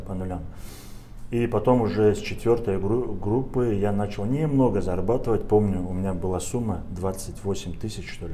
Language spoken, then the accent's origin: Russian; Averyanovka, Dagestan, Russia; moved away as an adult; also born or lived in Moscow; приезжал в Кизлярский район, село Аверяновка, и думал о том, что вот что-нибудь для села этого, для своего родного села я сделаю